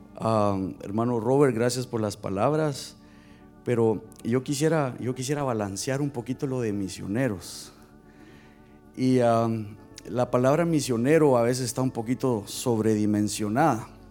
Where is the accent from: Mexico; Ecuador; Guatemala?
Guatemala; moved away; yo soy de Guatemala